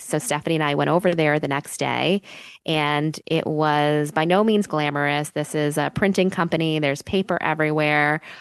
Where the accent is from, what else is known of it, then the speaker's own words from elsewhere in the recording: New York City, New York, United States; I moved back to New York City, uh, which, uh, is my hometown